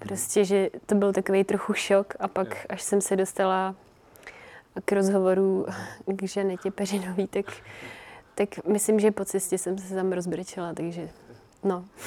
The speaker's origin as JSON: {"language": "Czech", "country": "Czechia", "tie": "born or raised there", "also_born_or_lived": "Finland", "said": "jsme se přestěhovali sem, takže jsem tu od tří let."}